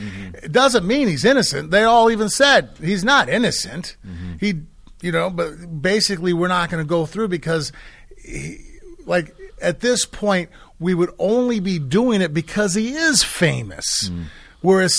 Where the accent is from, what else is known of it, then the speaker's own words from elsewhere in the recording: Chicago, Illinois, United States; I came from Chicago. This is Chicago.